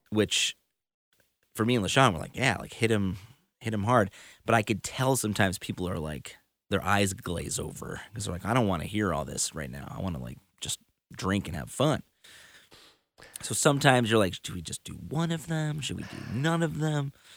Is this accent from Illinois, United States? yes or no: yes; Chicago, Illinois, United States; my hometown in Chicago